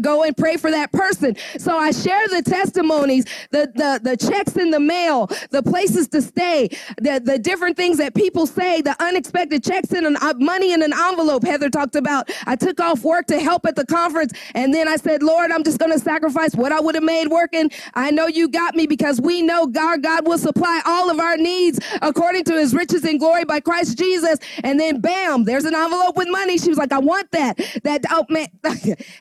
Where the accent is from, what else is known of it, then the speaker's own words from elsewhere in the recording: Indiana, United States; moved away; also born or lived in Atlanta; We're originally from Indiana.